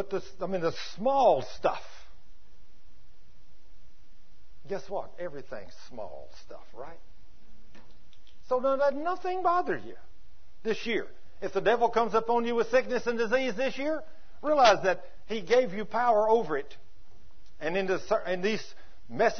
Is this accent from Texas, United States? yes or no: yes; Texas, United States; accent: Texas; my Texas accent